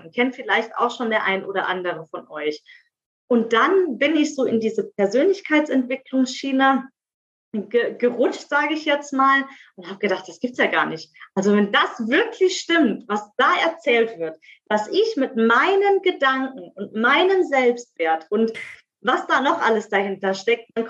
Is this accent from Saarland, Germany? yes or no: yes; Saarland, Germany; moved away as an adult; now in Speyer, Germany; Ich lebe im wunderschönen Speyer in der Pfalz. Ähm, ursprünglich mal aus dem Saarland hierher gezogen vor zwei Jahren. Bin 32 Jahre jung